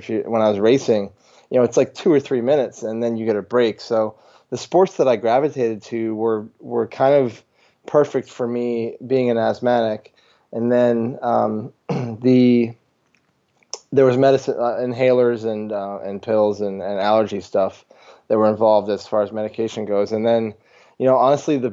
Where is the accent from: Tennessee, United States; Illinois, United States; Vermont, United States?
Vermont, United States; growing up in Vermont, there's just a ton of farms